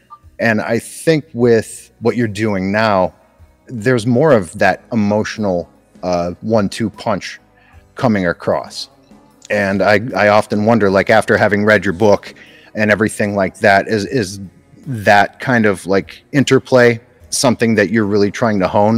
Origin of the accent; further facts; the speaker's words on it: Scranton, Pennsylvania, United States; I'm from the Scranton area, Scranton, Pennsylvania.